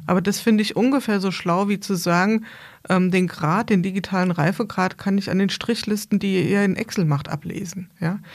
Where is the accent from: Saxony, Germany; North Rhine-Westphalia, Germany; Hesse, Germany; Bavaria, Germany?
Hesse, Germany; Bad Camberg; ich komme aus Bad Camberg, das ist nicht so weit weg von hier